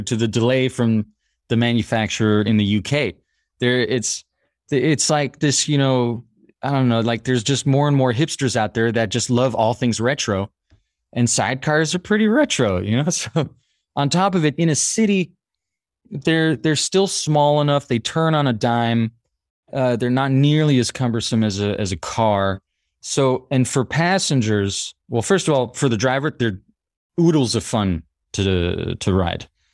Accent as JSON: {"language": "English", "country": "United States", "tie": "born or raised there", "moved": "yes", "lives_now": "Paris, France", "said": "I grew up in the States, my mother's French, my father's half French"}